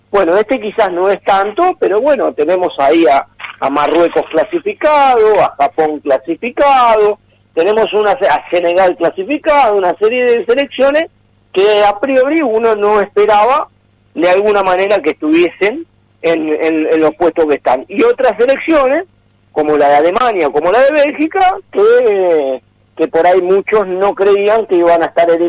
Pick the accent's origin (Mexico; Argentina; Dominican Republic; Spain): Argentina; es más, el de Argentina, uno lo ve por uno lo ve por como argentino y demás.